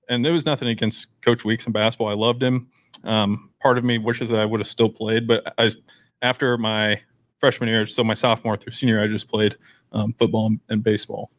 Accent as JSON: {"language": "English", "town": "Beatrice", "region": "Nebraska", "country": "United States", "tie": "born or raised there", "said": "I'm from Beatrice."}